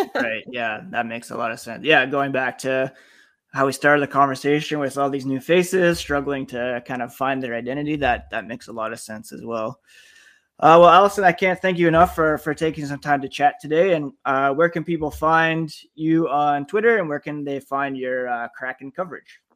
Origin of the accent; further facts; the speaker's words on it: Ottawa, Ontario, Canada; I grew up in Ottawa